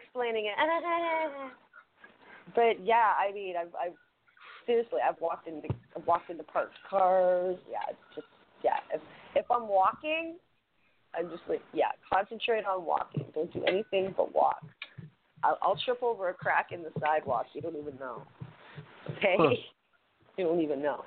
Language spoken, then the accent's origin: English; Canada; I'm Canadian, and I am a very unproud redheaded Canadian right now